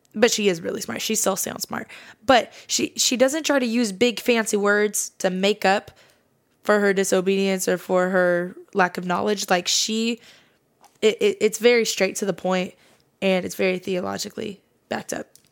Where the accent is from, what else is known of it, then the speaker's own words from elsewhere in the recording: Fresno area, California, United States; I'm actually not from Fresno. I live on the outskirts of it, but I'm gonna say I'm from Fresno as a general, as a generalization